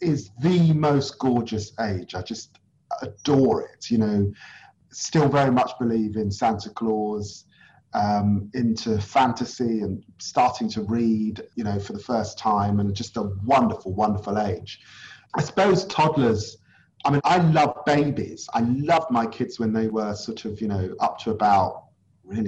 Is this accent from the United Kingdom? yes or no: yes; London, United Kingdom; I grew up in Tottenham in the 1970s and 80s